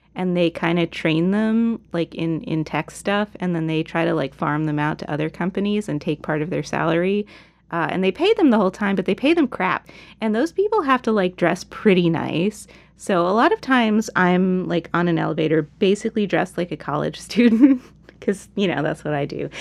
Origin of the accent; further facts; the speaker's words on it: United States; a progressive American